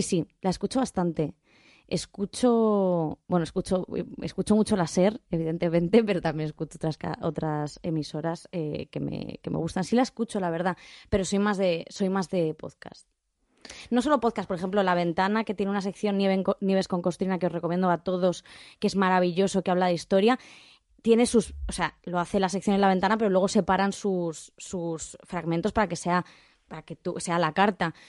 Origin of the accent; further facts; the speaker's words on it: Rivas-Vaciamadrid, Community of Madrid, Spain; yo soy de Rivas